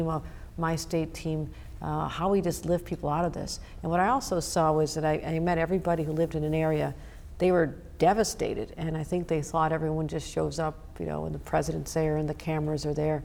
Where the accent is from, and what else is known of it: Buffalo, New York, United States; born or raised there